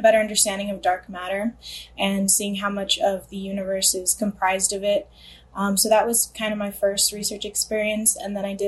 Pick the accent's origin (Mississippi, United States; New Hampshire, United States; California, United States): California, United States; Los Angeles; I grew up in the San Fernando Valley, which is located in the LA County